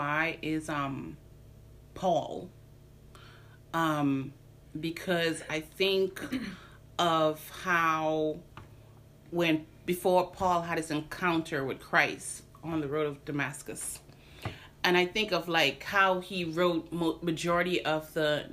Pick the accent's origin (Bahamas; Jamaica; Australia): Bahamas; now in United States; I'm originally from the Bahamas with the Haitian background. Mm-hmm. My parents are from Haiti. I've been here 15 years